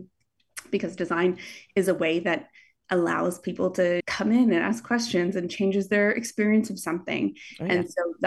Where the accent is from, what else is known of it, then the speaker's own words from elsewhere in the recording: Canada; moved away; I'm Canadian.